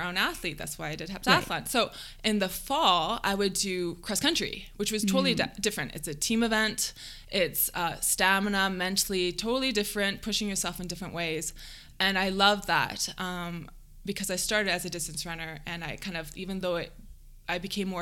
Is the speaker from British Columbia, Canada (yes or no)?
no; London, Ontario, Canada; I grew up in London, Ontario.